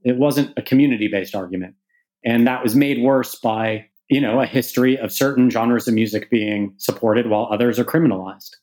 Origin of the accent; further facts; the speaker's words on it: Canada; now in United Kingdom; As a Canadian who lives in the UK but whose business is primarily in the US